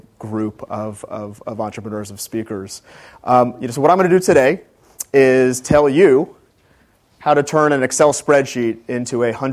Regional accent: Gaithersburg, Maryland, United States; moved away as an adult; also born or lived in Washington, D.C. / Atlanta, Georgia; I was born in Washington, D.C., grew up in Gaithersburg, Maryland

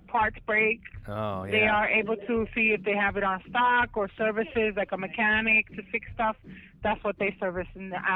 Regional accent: New York City, New York, United States; moved away as an adult; also born or lived in Lower East Side, Manhattan; now in Madera, United States; I come from New York City, so I'm not a farm person

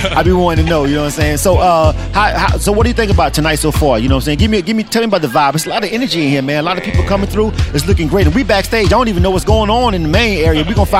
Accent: Florida, United States; now in Atlanta, United States; I'm not born and raised here, but I've been for 20 years, and pretty much Clayco is where I reside. I'm from Florida.

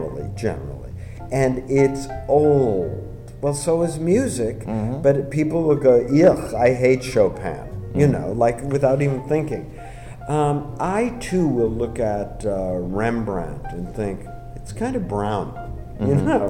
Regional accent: United States; I'm an American. You can tell from my dumbness, my accent

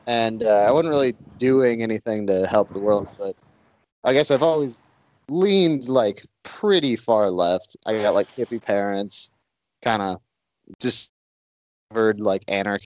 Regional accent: Saint Paul, Minnesota, United States; the Republican National Convention was in St. Paul in 2008, where I'm from.

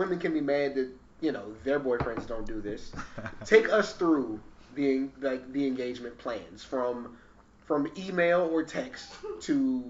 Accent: San Antonio, Texas, United States; I grew up in San Antonio, so it's so close to here

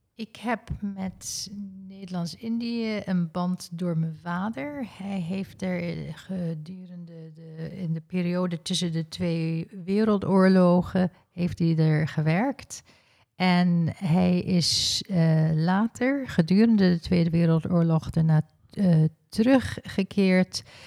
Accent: South Africa; Ik ben in Zuid-Afrika geboren

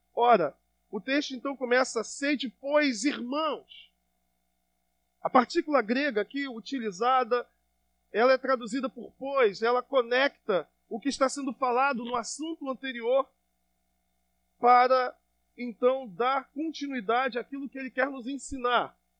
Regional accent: Brazil; como brasileiro

